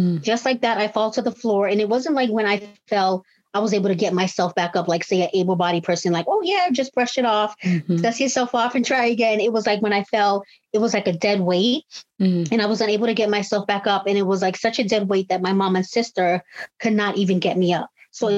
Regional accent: Cambridge, Massachusetts, United States; I'm 36 years old. I'm from Cambridge, Massachusetts

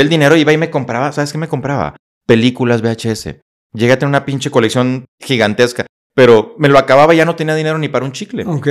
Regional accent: Saltillo, Coahuila, Mexico; moved away as an adult; also born or lived in Monclova, Coahuila / Monterrey / Torreón; now in Querétaro, Mexico; Vengo de Monclova, Coahuila, una pequeña ciudad de Coahuila, precisamente, Monclova. Ahí crecí hasta la primaria completamente. Después ya me paso a Saltillo, que generalmente la gente dice es que es de Saltillo. Sí, porque ahí estuve la mayor parte de mi vida

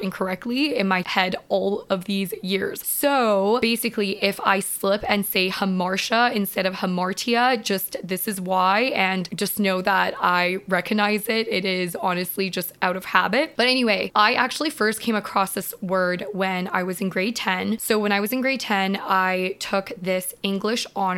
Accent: Vancouver, British Columbia, Canada; I am from Vancouver.

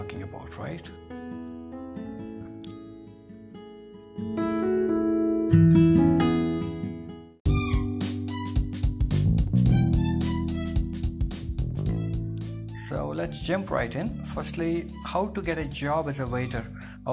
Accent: Mahabubabad, Telangana, India; moved away as an adult; also born or lived in Ireland; I was born in India. It's called Mehboobabad, a small town in southern part of India. I was brought up in India as well, but again I went to Ireland and stayed there for 6 years

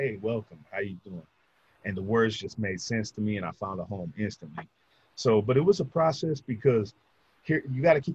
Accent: Orange County, California, United States; from Orange County

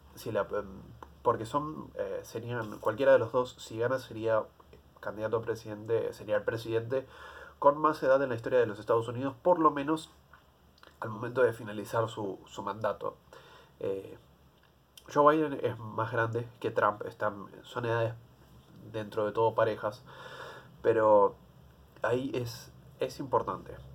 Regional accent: Argentina; como argentino

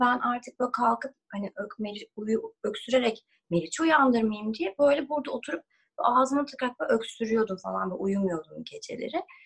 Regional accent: Turkey; moved away as an adult; also born or lived in Los Angeles, United States

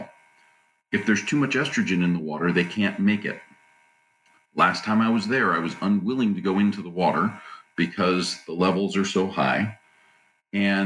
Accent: California, United States; also born or lived in Hawaii; I was actually raised in Southern California and in Hawaii

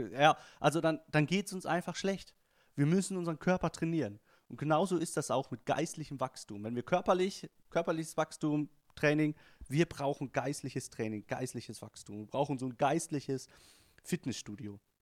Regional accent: a city in Bavaria, Germany; dass es in der Stadt, wo ich groß geworden auch eine Berufsfeuerwehr gab

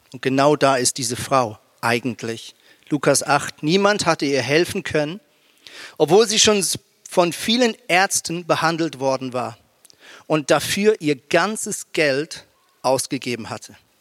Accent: Switzerland; moved away as an adult; now in Germany; ich bin ja ein Schweizer mit, äh, mit, ähm, mit deutschen Wurzeln, aber habe jetzt halt 17 Jahre in der Schweiz gelebt

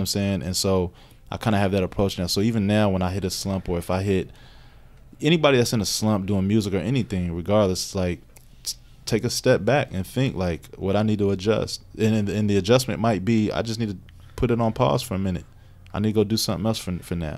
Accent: Radcliff, Kentucky, United States; also born or lived in New York; now in Louisville, United States; I grew up in Radcliffe

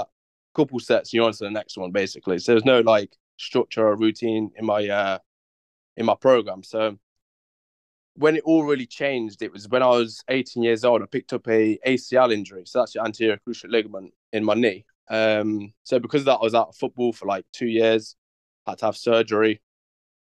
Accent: Coventry, West Midlands, United Kingdom; I joined the bodybuilding style gym in my hometown, Coventry.

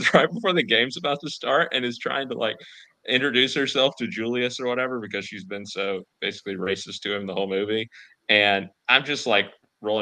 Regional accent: the South, United States; I grew up in the South going to high school football games every Friday.

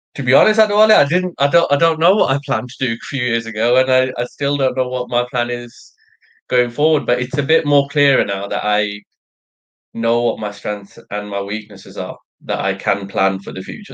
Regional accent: Sri Lanka; moved away; I'm Sri Lankan. I was born in Sri Lanka

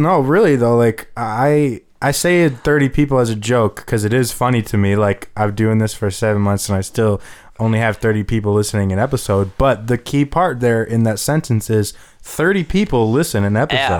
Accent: Parma, Ohio, United States; because we're all from Parma

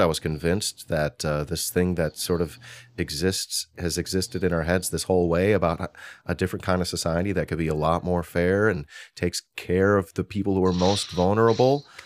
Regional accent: Hoffman Estates, Illinois, United States; I'm from Hoffman Estates.

